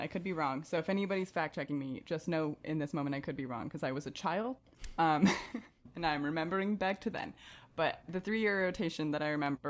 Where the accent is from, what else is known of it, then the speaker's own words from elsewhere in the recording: Arizona, United States; also born or lived in Morocco; I grew up in Arizona